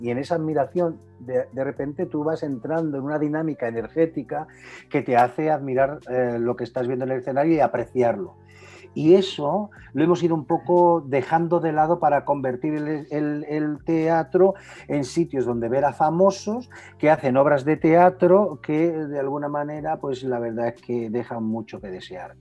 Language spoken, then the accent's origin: Spanish; Castilla-La Mancha, Spain; Yo soy manchego, pero mi madre es murciana